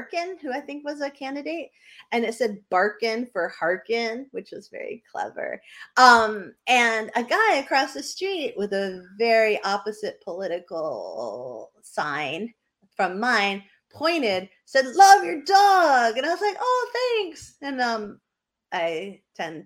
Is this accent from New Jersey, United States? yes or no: no; New Hampshire, United States; moved away; I grew up in New Hampshire